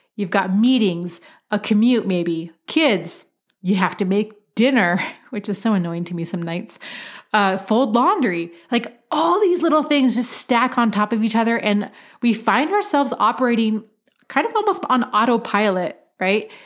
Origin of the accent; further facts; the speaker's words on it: Oregon, United States; my home state of Oregon